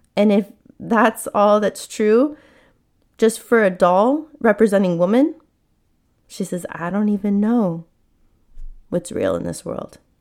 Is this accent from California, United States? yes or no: yes; San Diego, California, United States; I was born in San Diego, and we grew up in a very modest, humble, simple life